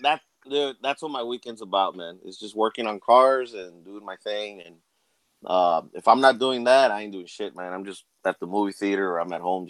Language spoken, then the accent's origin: English; Laredo, Texas, United States; I'm from South Texas, man. I'm from Laredo.